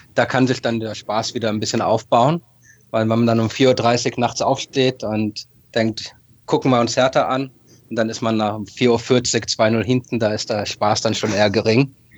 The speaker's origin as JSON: {"language": "German", "region": "Berlin", "country": "Germany", "tie": "born or raised there", "moved": "yes", "lives_now": "Japan", "said": "aufgewachsen, geboren in Berlin, Westend, also schöne Ecke von Charlottenburg."}